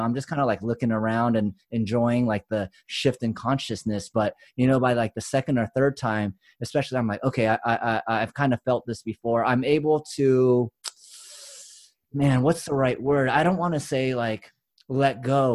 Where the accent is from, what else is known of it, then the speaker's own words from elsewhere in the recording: United States; we grew up on the West and East Coast, like, we're in multicultural areas